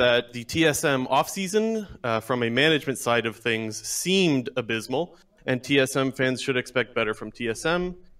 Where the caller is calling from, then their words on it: Ontario, Canada; Ontario, Canada.